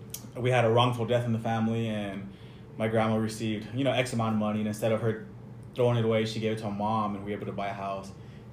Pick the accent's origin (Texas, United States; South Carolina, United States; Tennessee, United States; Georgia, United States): Texas, United States; El Paso; born and raised Northeast El Paso, Devil's Triangle.